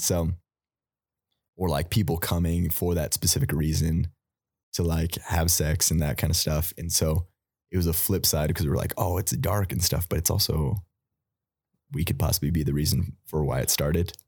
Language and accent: English; United States; us just growing up in America